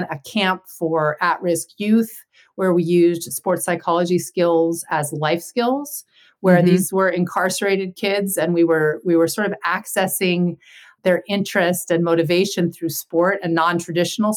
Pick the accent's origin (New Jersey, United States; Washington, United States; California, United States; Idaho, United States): California, United States; Santa Barbara; I grew up in Santa Barbara